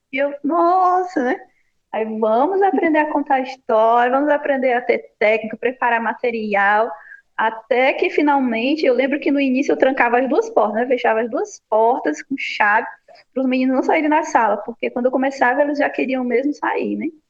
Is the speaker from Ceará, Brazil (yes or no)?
yes; Ceará, Brazil; moved away as an adult; eu venho é do Ceará